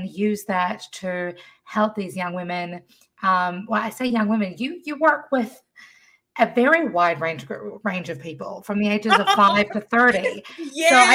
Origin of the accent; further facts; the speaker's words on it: New Zealand; now in United States; if you can't tell by my accent, I was not born here. My mother's from Pennsylvania, but I was born in New Zealand